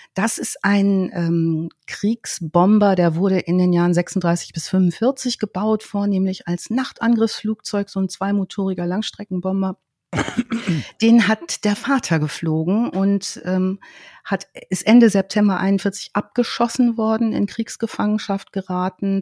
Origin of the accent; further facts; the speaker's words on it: Germany; in der Heimat, in meiner Heimatstadt